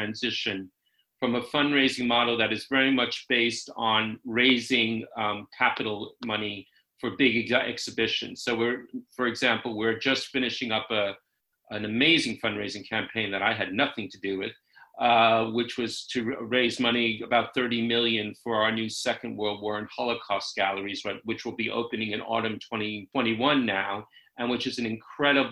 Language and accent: English; New York City, New York, United States; moved away as an adult; also born or lived in San Francisco / London; now in United Kingdom; I actually grew up in New York City